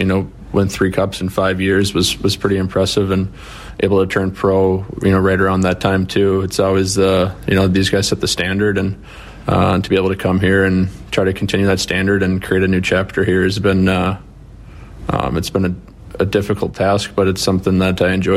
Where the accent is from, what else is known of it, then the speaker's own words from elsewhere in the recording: United States; being American